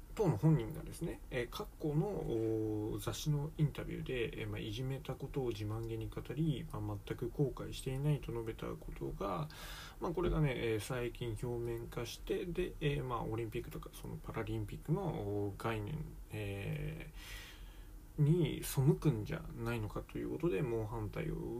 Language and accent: Japanese; Japan; 日本人の我々